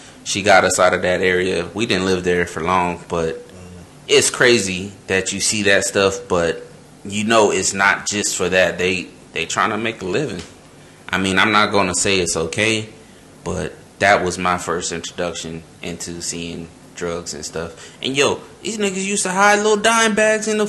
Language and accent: English; St. Petersburg, Florida, United States; growing up in St. Petersburg, Florida